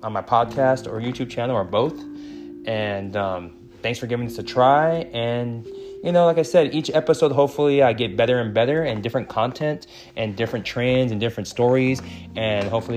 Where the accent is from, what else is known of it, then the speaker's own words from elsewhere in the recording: San Antonio, Texas, United States; I was born and raised in San Antonio